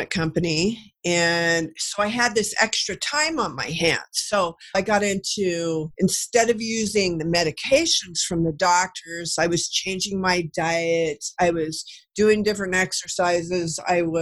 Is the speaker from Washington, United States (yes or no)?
yes; Kennewick, Washington, United States; also born or lived in Florida / California / Kansas / Texas; I'm from Kennewick, which is by the Hanford Reservation where they did the Manhattan Project, built the bomb. And so everything around here is about nuclear